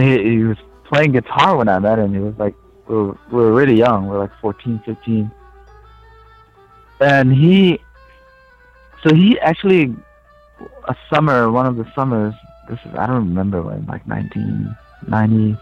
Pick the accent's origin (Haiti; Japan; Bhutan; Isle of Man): Bhutan; moved away as an adult; now in Asheville, United States; I'm from Bhutan, which is near Nepal, northeast of India.